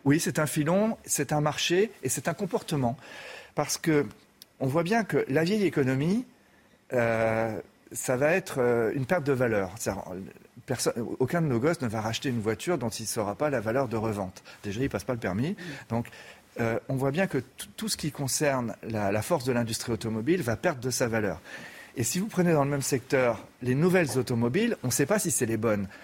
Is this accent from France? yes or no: yes; France; en tant que Français